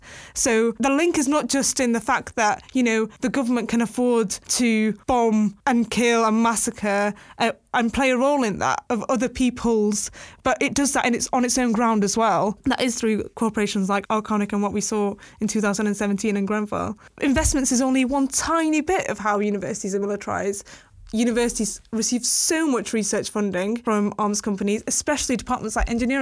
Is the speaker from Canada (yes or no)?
no; Yemen; now in United Kingdom; my home country